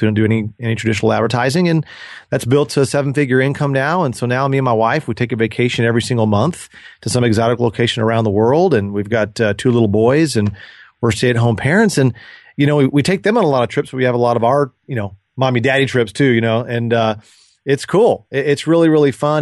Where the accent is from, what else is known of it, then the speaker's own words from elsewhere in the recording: Dallas, Texas, United States; I grew up in Dallas and with my sister.